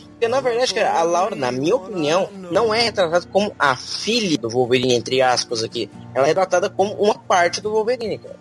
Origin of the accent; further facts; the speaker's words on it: Goiás, Brazil; eu sou de Goiás